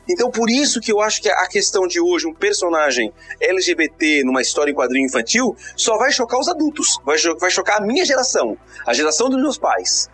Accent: Santa Catarina, Brazil; eu sou de Santa Catarina

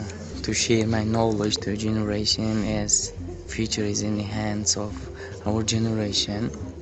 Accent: Samarkand, Samarqand Region, Uzbekistan; English is a second language; I'm from Samarkand and I work at 45 school.

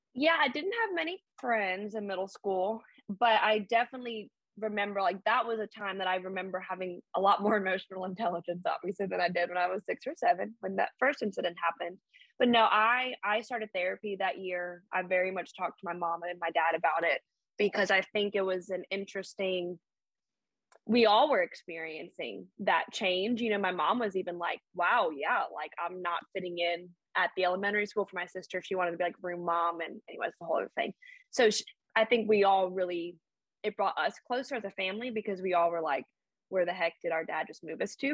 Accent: Birmingham, Alabama, United States; moved away; also born or lived in the Bronx, New York; i'm an outsider even though i've lived here for like since i was 12

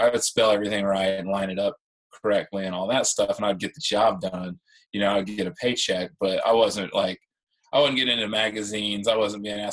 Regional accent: Central Illinois, United States; moved away as an adult; also born or lived in Augusta, Georgia; I'm originally from the Midwest. I grew up in Illinois, in Central Illinois

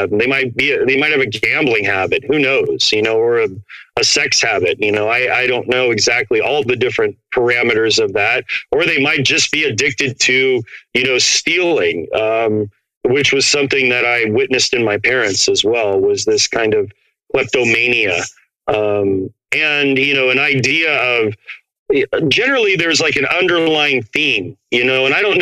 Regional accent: Portland, Oregon, United States; also born or lived in Phoenix, Arizona; I grew up brown in Portland, Oregon, which is one of the whitest cities in America, and then white in a little barrio in uh, right outside of Phoenix

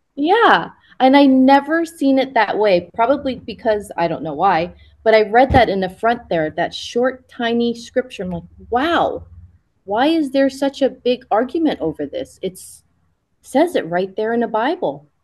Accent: Hawaii, United States; also born or lived in Japan / US mainland; I was born in Japan and raised in Hawaii

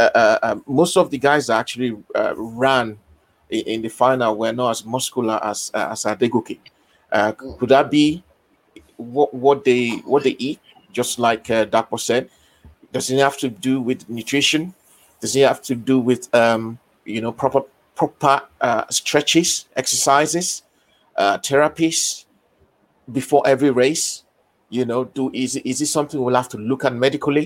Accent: Nigeria; Being a Nigerian

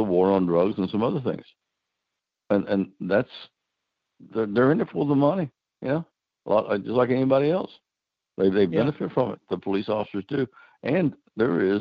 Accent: Eastern Kentucky, United States; I'm from Eastern Kentucky

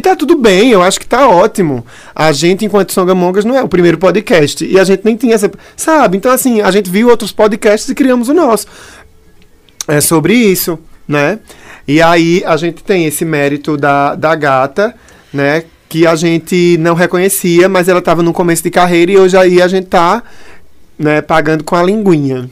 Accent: Brazil; also born or lived in Pernambuco; a gente se entende como brasileiro

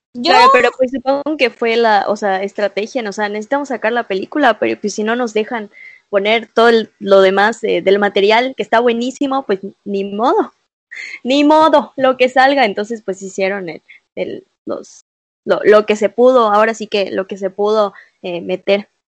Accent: Mexico; como mexicanas, como mexicanos

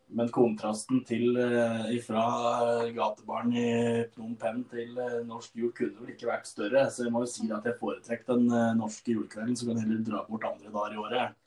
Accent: Stange, Innlandet, Norway; Jeg er jo da ifra Stange

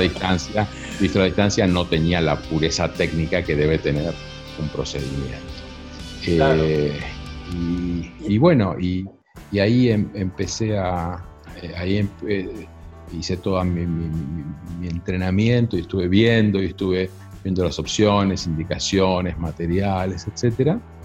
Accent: Argentina; also born or lived in United States; como buen argentino que se precie

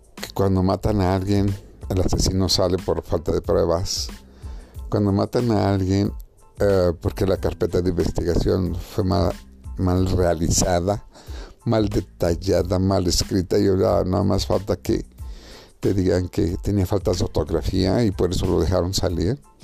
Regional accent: Mexico; mi país, México

